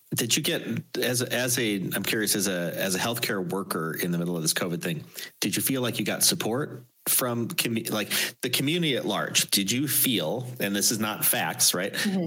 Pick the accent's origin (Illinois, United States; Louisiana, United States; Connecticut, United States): Illinois, United States; near Chicago; I've never made made it outside of my my hometown